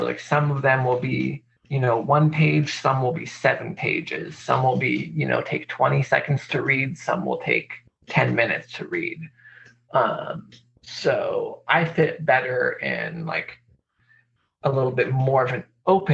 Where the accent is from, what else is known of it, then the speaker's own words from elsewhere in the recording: Spokane, Washington, United States; I grew up outside of Spokane in the Freeman School